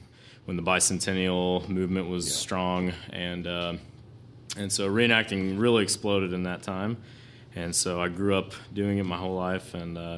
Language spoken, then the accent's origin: English; Centerville, Iowa, United States; moved away; I grew up in Centerville, Iowa